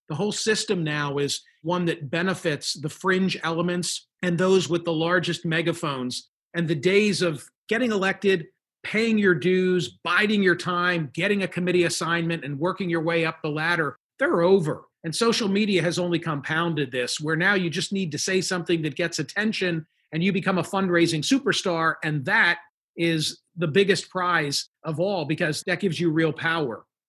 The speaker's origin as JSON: {"language": "English", "town": "Philadelphia", "region": "Pennsylvania", "country": "United States", "said": "I'm from Philadelphia"}